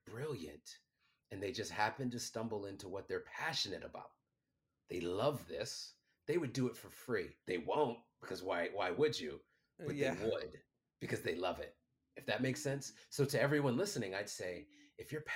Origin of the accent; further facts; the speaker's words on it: Washington, District of Columbia, United States; I'm 17 years old. I'm from Washington, D.C., not the good side.